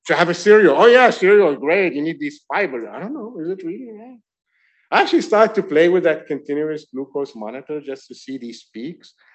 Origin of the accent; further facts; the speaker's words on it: France; now in New York, United States; I grew up in France.